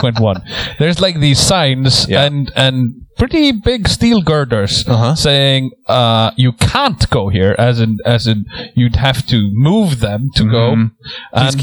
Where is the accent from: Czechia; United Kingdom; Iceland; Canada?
Iceland; we Icelandic people